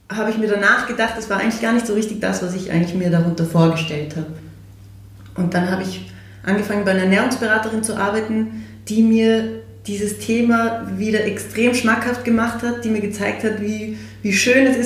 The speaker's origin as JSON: {"language": "German", "region": "Salzburg", "country": "Austria", "tie": "born or raised there", "said": "Wir sind in Salzburg aufgewachsen, da hat sich das immer sehr gut ergeben"}